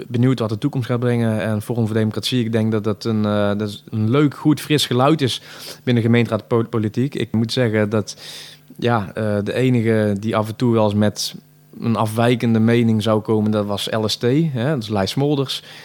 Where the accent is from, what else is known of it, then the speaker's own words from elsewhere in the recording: Tilburg, North Brabant, Netherlands; Ik ben een geboren en getogen Tilburger